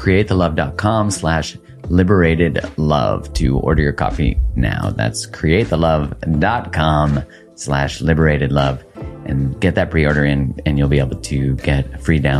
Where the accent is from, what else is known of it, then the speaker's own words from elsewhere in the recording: Canada; I'm from Canada